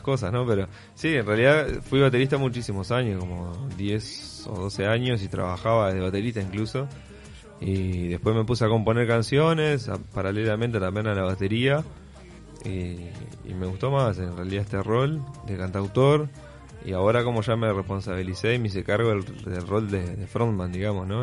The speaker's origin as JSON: {"language": "Spanish", "region": "Salto", "country": "Uruguay", "tie": "born or raised there", "also_born_or_lived": "Paysandú, Uruguay / Montevideo, Uruguay / Barcelona, Spain / Mantua, Italy"}